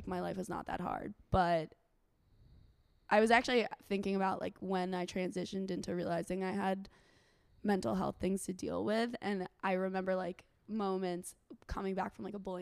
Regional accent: Basking Ridge, New Jersey, United States; moved away as an adult; also born or lived in New Orleans; now in Austin, United States; I spent most of my growing up was in Basking Ridge, New Jersey

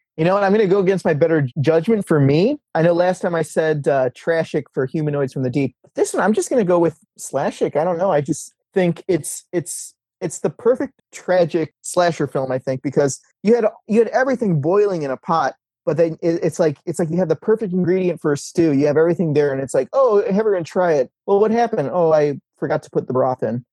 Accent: Ohio, United States; moved away; I grew up in Ohio

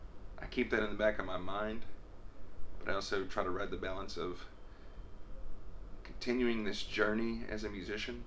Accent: Freeport, Texas, United States; I was born in Freeport, Texas, south of Houston on the coast

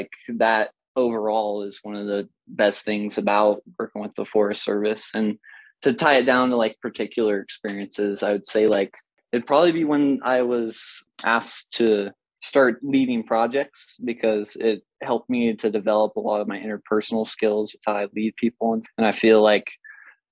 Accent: Placerville, California, United States; I grew up in Pollock Pines, Placerville, Georgetown area.

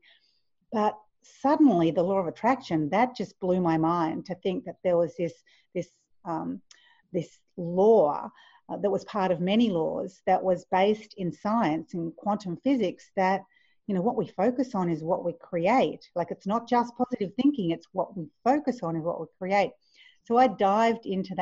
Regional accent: Queensland, Australia; also born or lived in Victoria, Australia; I moved from Victoria to Queensland, nice and tropical, beautiful, went to high school

